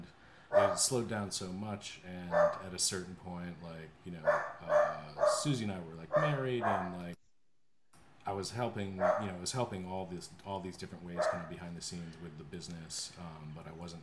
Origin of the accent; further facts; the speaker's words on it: Pittsburgh, Pennsylvania, United States; moved away as an adult; now in Chicago, United States; I grew up in Pittsburgh, and then I also went to college at CMU in Pittsburgh.